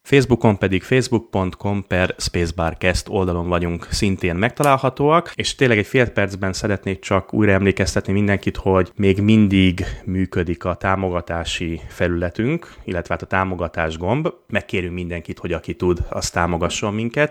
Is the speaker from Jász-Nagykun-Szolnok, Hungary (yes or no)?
no; Budapest, Hungary; moved away; én a tizenötödik kerületben nőttem fel